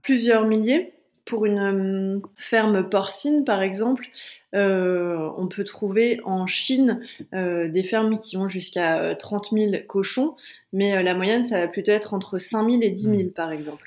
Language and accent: French; Calais, Hauts-de-France, France; moi je viens de Calais